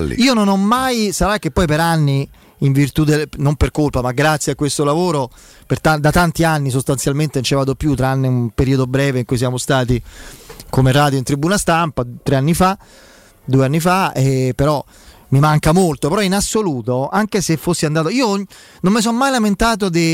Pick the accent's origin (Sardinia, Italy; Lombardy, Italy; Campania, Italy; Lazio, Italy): Lazio, Italy; Rome; da piccolo abitavo a Gregor- via Gregorio VII, verso Piazza